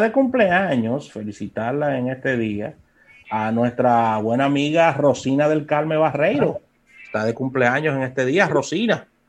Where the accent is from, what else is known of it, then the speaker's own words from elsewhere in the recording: Dominican Republic; nuestro país